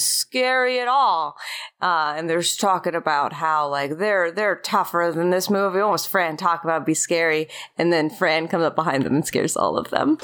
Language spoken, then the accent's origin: English; Florida, United States; now in Los Angeles, United States; I am a Florida …